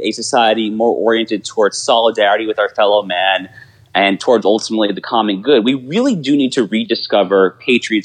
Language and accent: English; United States; moved away; I haven't lived in the New York area in a while, but I grew up in the New York suburbs